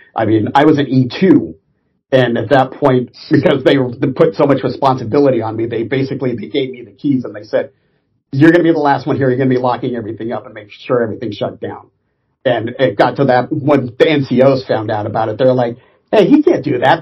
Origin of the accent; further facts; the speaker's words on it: Orange County, California, United States; I grew up in Orange County, and since we were 45 minutes away from Los Angeles